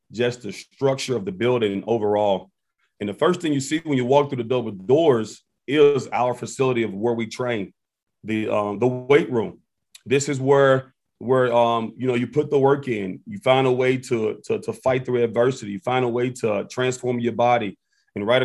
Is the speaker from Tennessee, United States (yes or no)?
yes; Memphis, Tennessee, United States; moved away as an adult; now in Champaign, United States; my hometown, Memphis, Tennessee